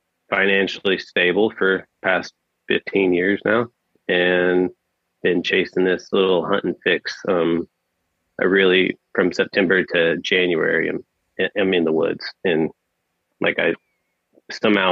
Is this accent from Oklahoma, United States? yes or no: yes; Oklahoma, United States; I'm born and raised in Oklahoma